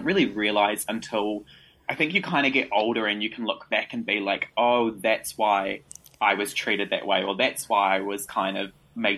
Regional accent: New Zealand; I was born in New Zealand, so I've lived here pretty much my whole life

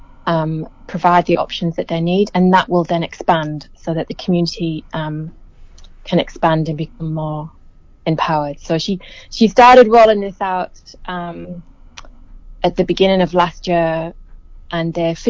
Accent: England, United Kingdom; moved away as an adult; now in New Zealand; growing up in England. I've been in New Zealand since 2007

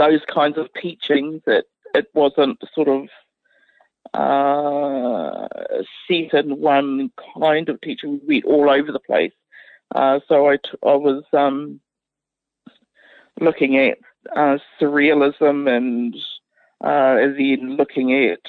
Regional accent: Otorohanga, Waikato, New Zealand; born or raised there

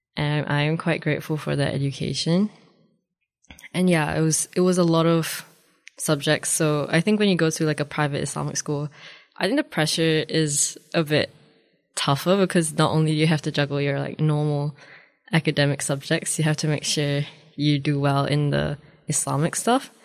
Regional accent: Dunedin, Otago, New Zealand; also born or lived in Cheras, Kuala Lumpur, Malaysia; I am Malaysian, uh, but I've lived in Dunedin for most of my life

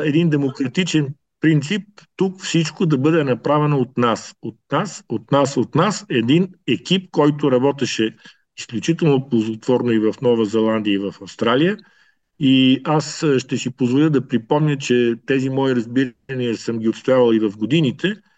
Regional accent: Bulgaria; moved away as an adult; also born or lived in Ethiopia; now in Canberra, Australia; тези, които сме родени и израсли в България

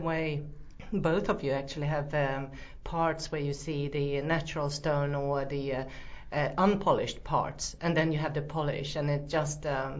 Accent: Finland; now in New Plymouth, New Zealand; I'm from Finland

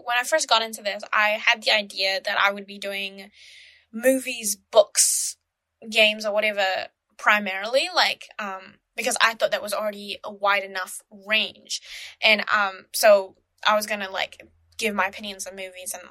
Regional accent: Malaysia; now in New Zealand; my home country, Malaysia

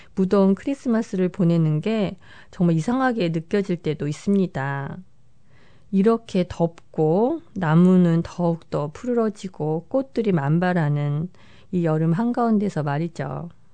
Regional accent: South Korea

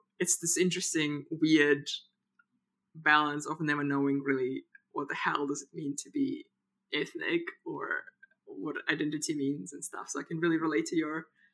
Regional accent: Kazakhstan; now in New Zealand; I am from Kazakhstan.

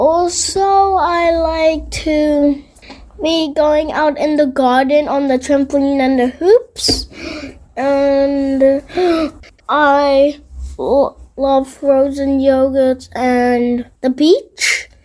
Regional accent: New Zealand; Well, I feel nice being a Kiwi of New Zealand, since New Zealand is a good place.

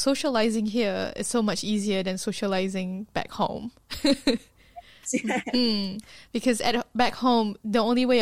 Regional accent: Malaysia; now in New Zealand; I'm from Malaysia

